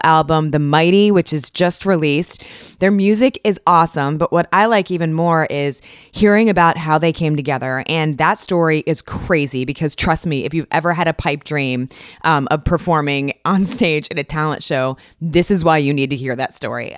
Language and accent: English; Northern Virginia, United States; I grew up in Northern Virginia